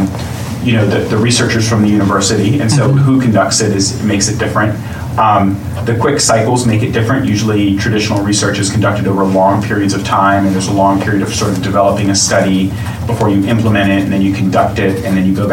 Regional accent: Richmond, Virginia, United States; moved away as an adult; I grew up in Richmond, but moved back to Richmond

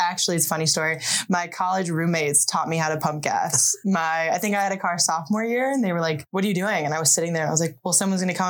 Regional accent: New Jersey, United States; moved away as an adult; also born or lived in Milwaukee, Wisconsin / Central Michigan; now in Michigan, United States; I'm originally from New Jersey

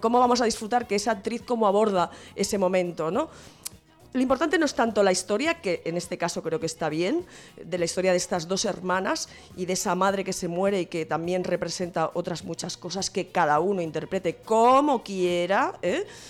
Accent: Santa Coloma de Gramenet, Catalonia, Spain

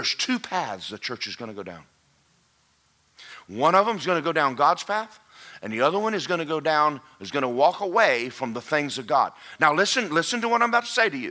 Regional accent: Athens, Georgia, United States; When I grew up in Athens, Georgia

